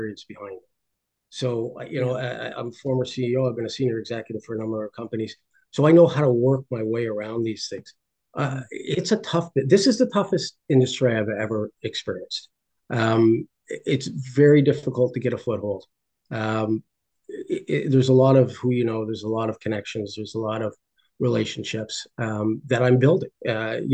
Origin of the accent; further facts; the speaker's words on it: Ireland; I'm Irish, my wife's Indian